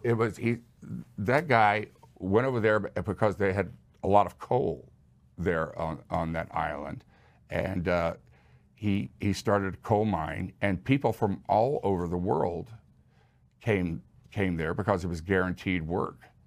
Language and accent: English; Houston, Texas, United States; I grew up in Houston